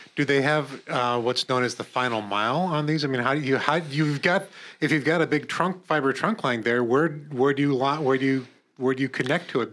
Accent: Corning, New York, United States; I'm from Corning

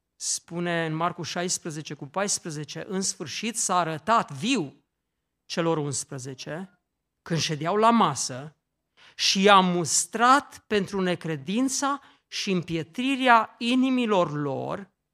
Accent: Romania; în satul meu, în Ortele

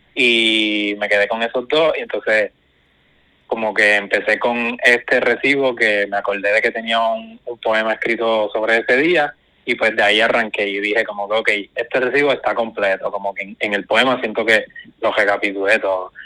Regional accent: Guayanilla, Puerto Rico; Guayanilla, que soy de acá

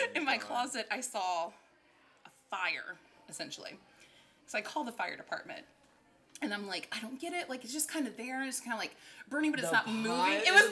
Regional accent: Virginia, United States; moved away as an adult; also born or lived in Nashville, Tennessee; now in West Hollywood, United States; I was raised in Virginia. I grew up in Nashville

